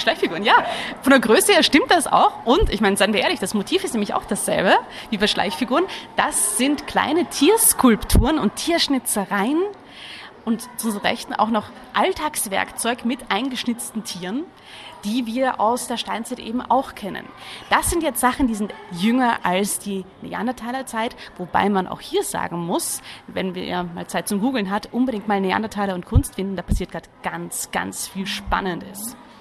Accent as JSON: {"language": "German", "region": "Vienna", "country": "Austria", "also_born_or_lived": "Netherlands", "moved": "as an adult", "lives_now": "Germany", "said": "ich bin eigentlich Wienerin"}